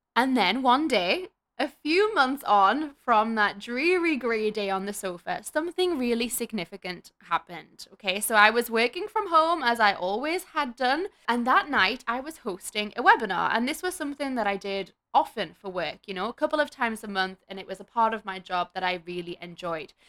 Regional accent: Newcastle upon Tyne, North East England, United Kingdom; now in Melbourne, Australia; I'm from Newcastle in the U K, and I currently live in Melbourne, Australia

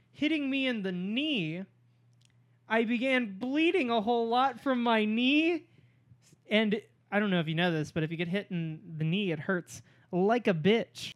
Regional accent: Norman, Oklahoma, United States; moved away; I'm from Norman, Oklahoma

